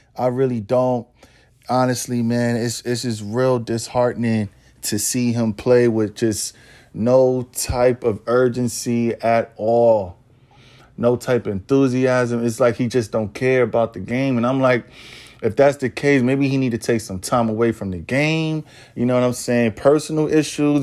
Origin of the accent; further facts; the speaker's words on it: New York, United States; born and raised in New York